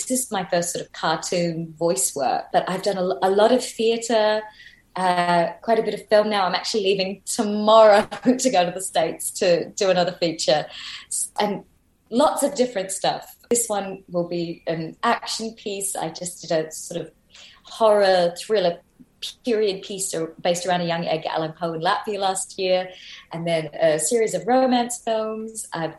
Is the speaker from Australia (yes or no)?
yes; Australia; We started off as a British penal colony, so like there's got to be some crossovers there.